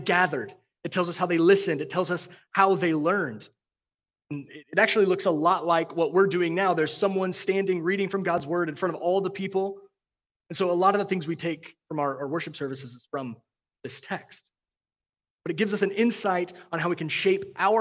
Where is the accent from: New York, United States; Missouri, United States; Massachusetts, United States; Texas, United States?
Texas, United States; now in Cincinnati, United States; I'm from Texas